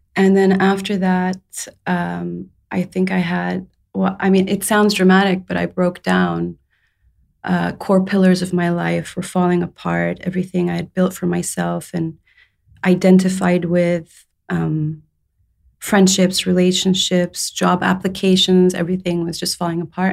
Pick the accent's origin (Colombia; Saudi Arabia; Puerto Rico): Saudi Arabia; moved away as an adult; also born or lived in England; I was born in England. I was raised in Saudi Arabia.